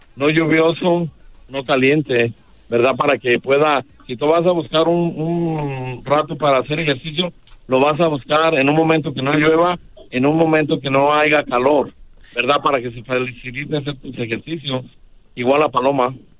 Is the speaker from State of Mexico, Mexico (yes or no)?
no; Guadalajara, Jalisco, Mexico; yo soy de Guadalajara, Jalisco, una colonia que se llama San Andrés, Orgullosamente